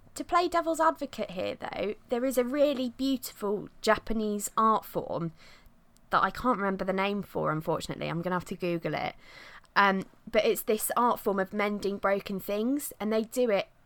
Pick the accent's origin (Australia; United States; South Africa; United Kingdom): United Kingdom; Midlands; I'm not even a northerner. I'm from the Midlands